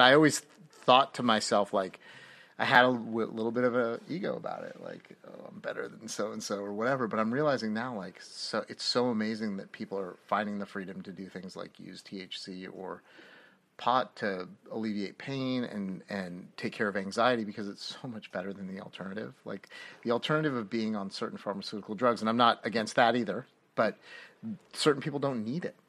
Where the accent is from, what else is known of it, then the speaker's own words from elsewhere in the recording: North Bay, California, United States; I grew up in Northern Cal-, the North Bay, North past the Bay